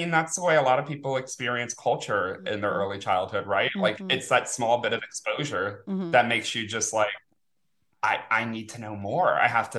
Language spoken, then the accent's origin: English; New Orleans, Louisiana, United States; moved away as an adult; also born or lived in Lafayette, Louisiana / San Francisco Bay Area, California; And born and raised. And then I lived in Lafayette, Louisiana for about 10 years. And then the Bay Area for a while until pandemic. And then back to New Orleans